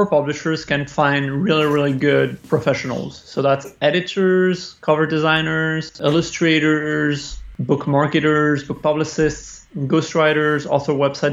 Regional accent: Spain; I was born in Spain from a French father and an Italian mother.

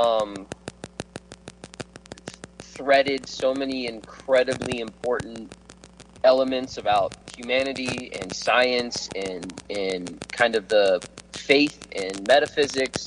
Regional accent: Burbank, California, United States; Heffron Drive is the street we grew up on in Burbank

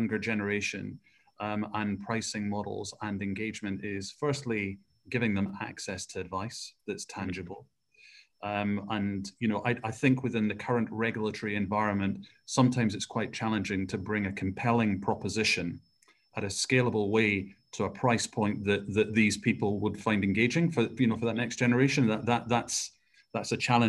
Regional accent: Scotland, United Kingdom; I was brought up in Scotland.

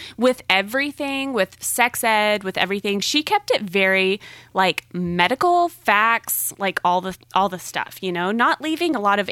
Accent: the South, United States; Growing up in the South

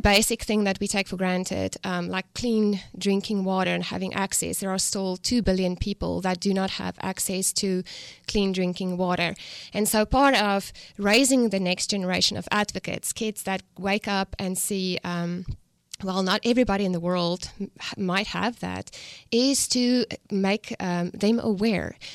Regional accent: South Africa; accent: South African; moved away as an adult; now in United States; I'm from South Africa. I grew up on a farm, um, raised and born, you know, there

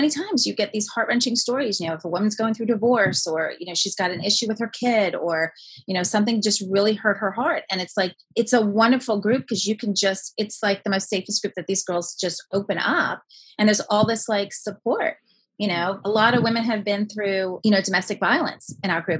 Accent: New York City, New York, United States; You know, I was born and raised in New York City, Italian immigrant family.

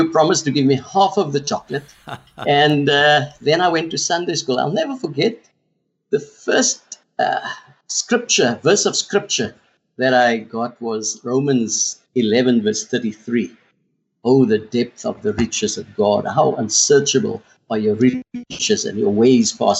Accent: South Africa; first language Afrikaans; English is a second language; I couldn't speak a word of English. I grew up Afrikaans. My whole school career was done in Afrikaans.

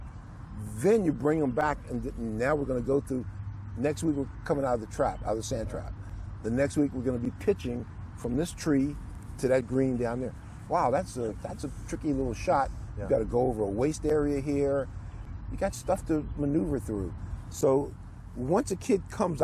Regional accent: Washington, District of Columbia, United States; growing up on the Anacostia

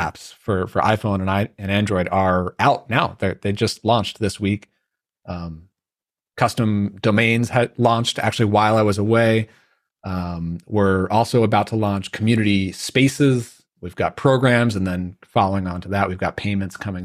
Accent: Long Island, New York, United States; growing up in Long Island

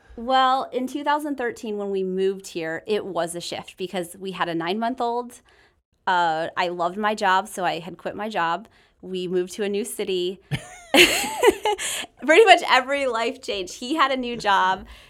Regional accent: Michigan, United States; moved away as an adult; also born or lived in the western US; born and raised in Michigan, uh, moved out west, lived out west for seven years

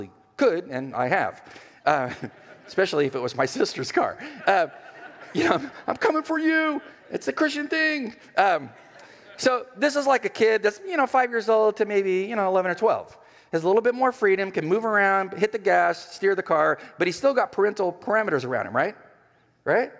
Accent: California, United States; moved away; also born or lived in Los Angeles, California; I'm from California. I mean, I went to college in L.A.

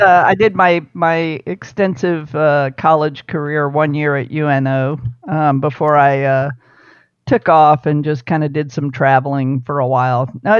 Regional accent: New Orleans, Louisiana, United States; also born or lived in Key West, Florida; He retired in 64, and then we moved to Walnut Bend right there on MacArthur. And so I grew up on the West Bank.

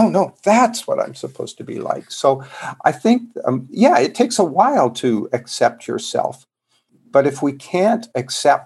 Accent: Canada; moved away; I'm a Canadian originally

